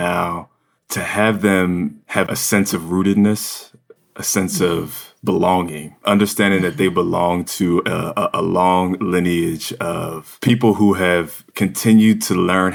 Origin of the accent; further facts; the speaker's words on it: Williamstown, New Jersey, United States; now in New York, United States; I grew up in South Jersey, just across the bridge from Philly